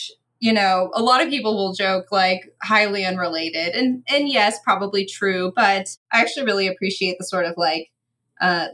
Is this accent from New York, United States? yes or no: no; Orange County, Southern California, United States; now in Beaumont, Kansas, United States; I am originally from Southern California. I'm from Orange County, the OC, but I grew up basically next to some of the very last orange trees in Orange County